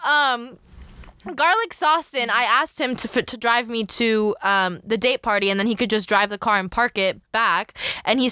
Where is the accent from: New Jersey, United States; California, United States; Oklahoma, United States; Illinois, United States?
New Jersey, United States; So I live in New Jersey